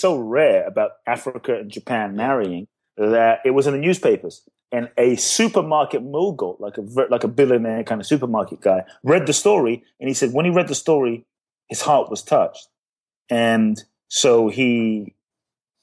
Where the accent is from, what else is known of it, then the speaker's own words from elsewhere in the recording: London, United Kingdom; also born or lived in Ghana; now in United States; I grew up in London. So I was in London.